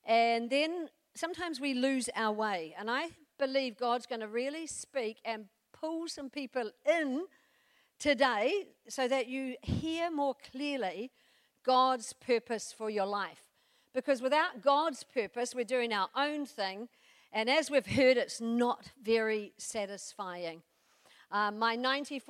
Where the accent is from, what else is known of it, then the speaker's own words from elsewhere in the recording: New Zealand; I come from New Zealand